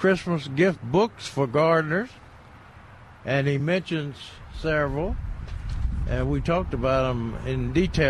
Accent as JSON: {"language": "English", "region": "Tennessee", "country": "United States", "tie": "born or raised there", "moved": "yes", "said": "in Tennessee, in my hometown"}